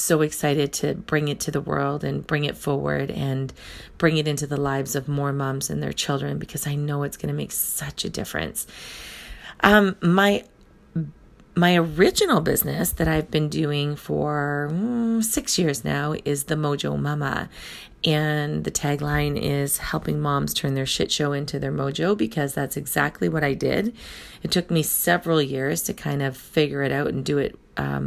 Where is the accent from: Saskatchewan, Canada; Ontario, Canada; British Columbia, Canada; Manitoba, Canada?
Ontario, Canada; Thunder Bay; also born or lived in Rainy River, Ontario; My hometown is in Thunder Bay, Ontario, Canada. So I am in Northern Ontario. It's a small community of about 120,000 people, and I was born and raised here.